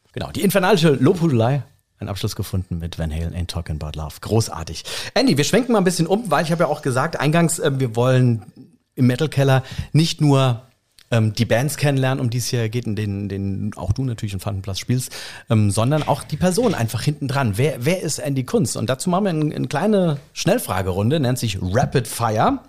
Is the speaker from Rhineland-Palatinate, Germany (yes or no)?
yes; Rhineland-Palatinate, Germany; wir als Pfälzer